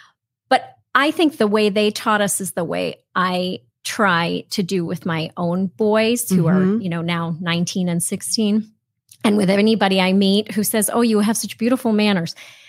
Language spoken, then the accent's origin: English; Vermont, United States; I grew up in southern Vermont. My parents were in the ski business, actually.